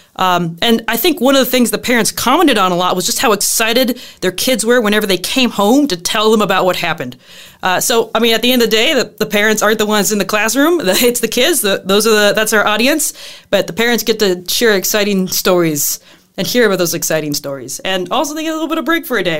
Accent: Southern Illinois, United States; now in La Crosse, United States; I am from Southern Illinois, where it is flatter than flat

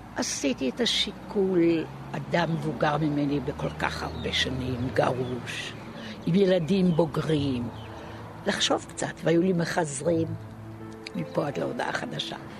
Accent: Binyamina, Haifa District, Israel; אני נולדתי בבנימינה

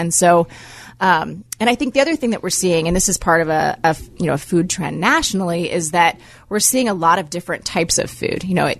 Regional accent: Pittsburgh, Pennsylvania, United States; moved away as an adult; also born or lived in Chicago / San Francisco; now in Cincinnati, United States; I haven't lived here for about 20 years now, but I grew up in Pittsburgh.

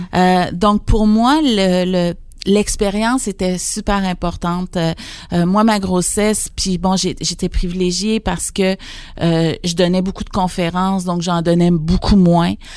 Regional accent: Saint-Marc-des-Carrières, Quebec, Canada; Je suis originaire de Saint-Marc-des-Carrières

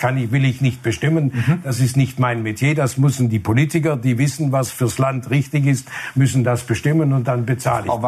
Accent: Burladingen, Baden-Württemberg, Germany; die Stiftung ist für Bollardingen, Umgebung, für meine Heimat, da wo Trigema zu Hause ist.

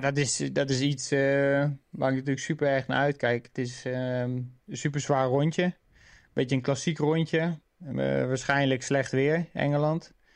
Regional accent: near Wateringen, South Holland, Netherlands; Wateringen is natuurlijk ja, vlakbij waar ik ben geboren

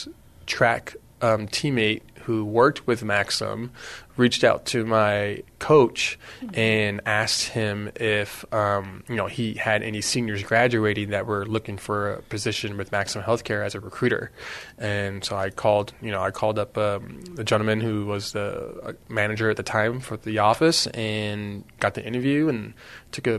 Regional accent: Los Fresnos, Texas, United States; I'm originally from South Texas, Los Fresnos, Texas

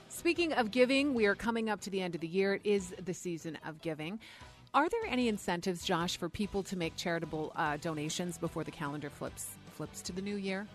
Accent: Canada; now in United States; I'm from Canada. It's actually a holiday there, and I still celebrate that even though I'm in the U S

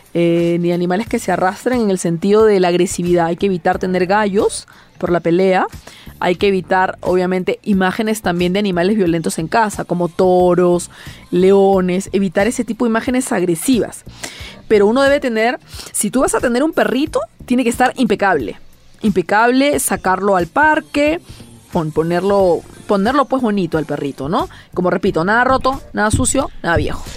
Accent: Peru; yo hago Feng Shui en mi país

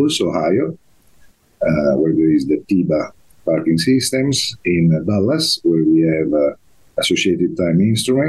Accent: Turin, Piedmont, Italy; moved away as an adult; I'm originally from Turin, Italy, but as soon as I graduated from the University of Turin, I left Italy when I was 24 years and a half

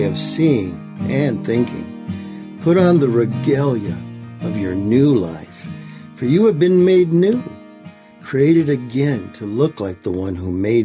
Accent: Michigan, United States; now in Maricopa, United States; I was born and raised in Michigan

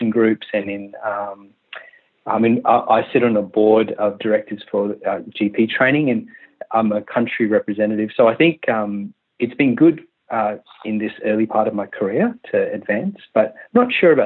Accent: Western Australia, Australia; also born or lived in Malaysia / Sydney / Tamworth; we moved to Western Australia from Malaysia when I was 10. And I'm 37 now, so we've been in Australia

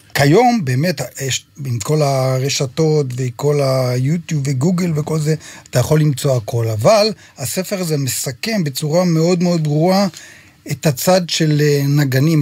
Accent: Shamir, Northern District, Israel; moved away; גדלתי בקיבוץ, אבא שלי היה מנגן אקורדיון, ועד היום, מדי פעם שאני מגיע לבקר בקיבוץ

